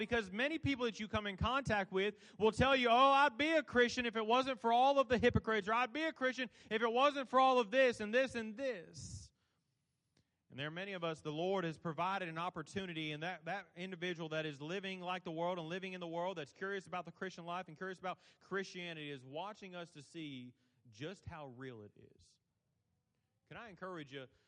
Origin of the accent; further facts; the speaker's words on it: Alabama, United States; I'm from Alabama.